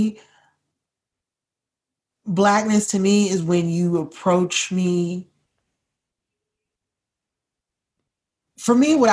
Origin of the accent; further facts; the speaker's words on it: Maryland, United States; I'm from Maryland.